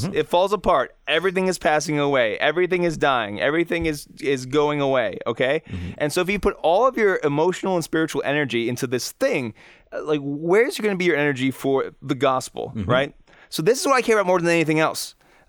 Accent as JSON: {"language": "English", "country": "United States"}